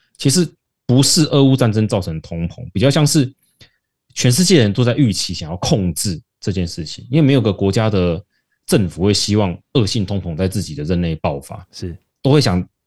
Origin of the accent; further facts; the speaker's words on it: Taiwan; 我们台湾人努力去做出这种的成果